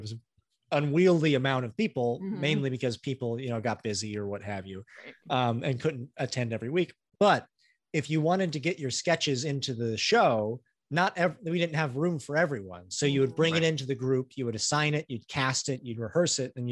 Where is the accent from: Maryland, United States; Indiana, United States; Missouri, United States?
Indiana, United States; Greenwood; we grew up in Greenwood, Indiana